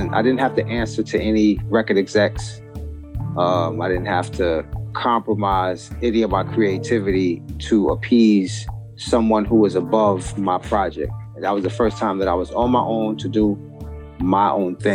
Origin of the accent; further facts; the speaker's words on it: New York City, New York, United States; moved away as an adult; also born or lived in Northern New Jersey; now in New Jersey, United States; I'm from Brooklyn, New York, but I'm actually in Northern New Jersey right now. I moved to New Jersey a few years back.